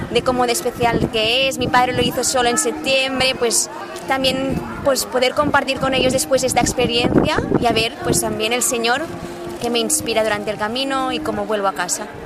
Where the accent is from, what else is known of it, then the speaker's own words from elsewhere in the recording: Barcelona, Catalonia, Spain; soy de Barcelona